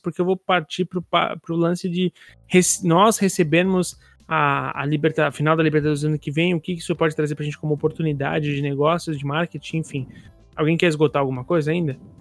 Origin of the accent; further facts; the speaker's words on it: Brazil; a gente aqui como sul-americano